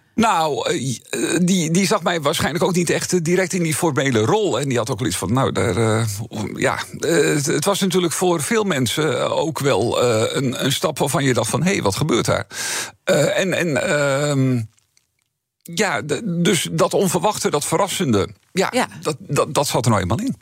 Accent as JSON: {"language": "Dutch", "country": "Netherlands", "tie": "born or raised there", "said": "de plek waar ik vandaan kom, waar ik, eh, waar ik groot geworden ben, waar ik nu al alweer 20 jaar woon, daar ontstond een nieuwe gemeente"}